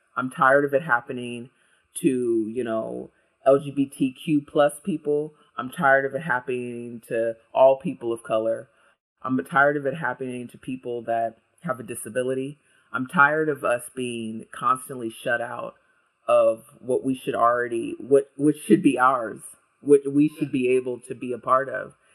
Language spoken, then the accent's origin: English; United States; now in Ireland; I'm American, but I live here in Ireland